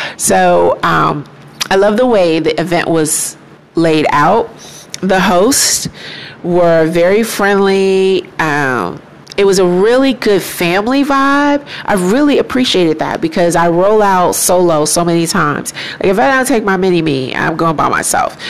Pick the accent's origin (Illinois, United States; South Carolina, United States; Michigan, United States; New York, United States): Illinois, United States; Chicago; now in Houston, United States; being from Chicago, um, there's this great sense of pride that we as black people have